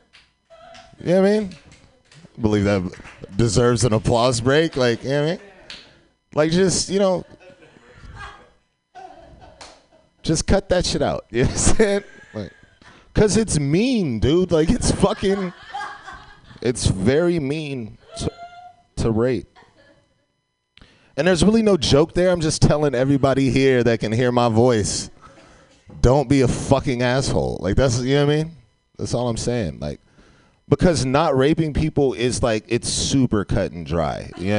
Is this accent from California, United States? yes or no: yes; San Francisco, California, United States; I grew up in San Francisco.